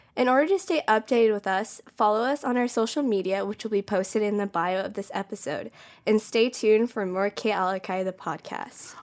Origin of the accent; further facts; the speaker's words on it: Modesto, California, United States; moved away as an adult; now in Hawaii, United States; I'm from California, so there's a lot of immigration. So there's like a lot of diversity there, and I loved growing up in that.